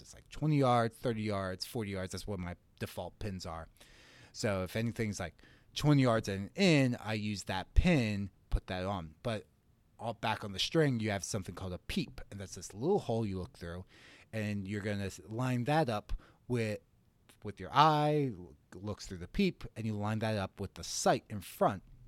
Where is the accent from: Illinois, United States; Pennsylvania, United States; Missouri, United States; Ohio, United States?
Pennsylvania, United States; Gettysburg; I grew up in Gettysburg, Pennsylvania, pretty rural